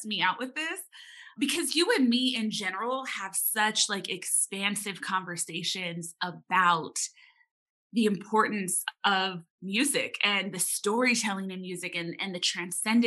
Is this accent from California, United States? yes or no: yes; Los Angeles, California, United States; especially as a younger person growing up in Los Angeles